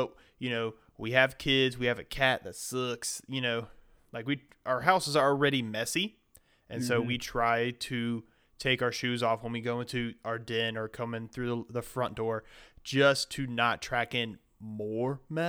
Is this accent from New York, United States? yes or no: no; Bainbridge, Georgia, United States; I'm from Bainbridge, Georgia.